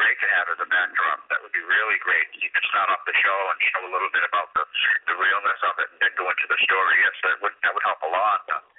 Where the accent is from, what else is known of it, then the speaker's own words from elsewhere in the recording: Boston, Massachusetts, United States; moved away as an adult; also born or lived in Germany; I'm from Agent Fifth. I grew up in Ohio Harbor Projects and then up to Agent Fifth in the corner there. My whole family's from South Boston.